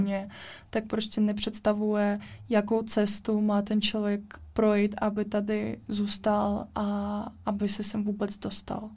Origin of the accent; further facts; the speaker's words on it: Russia; Czech is a second language; now in Liberec, Czech Republic; jsem z Ruska